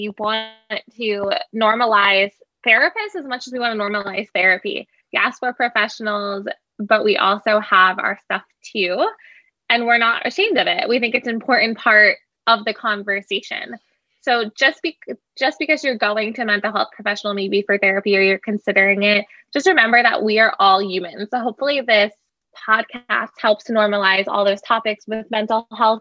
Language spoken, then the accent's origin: English; Long Island, New York, United States; I am from New York. So I actually stayed on Long Island